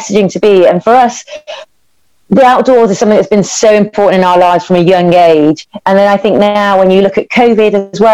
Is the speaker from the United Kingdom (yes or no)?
yes; the Midlands, England, United Kingdom; I grew up in the Midlands in the UK, and I lived in a little village